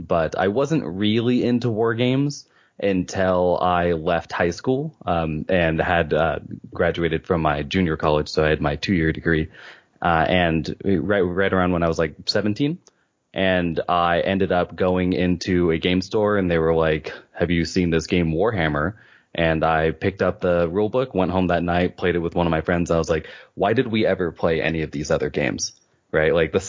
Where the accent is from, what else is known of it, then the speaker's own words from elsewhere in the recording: Virginia Beach, Virginia, United States; also born or lived in Seattle; Okay, I'm from Virginia, which is on the east coast of the United States. I'm from Virginia Beach, but I've lived in Seattle the longest in my life.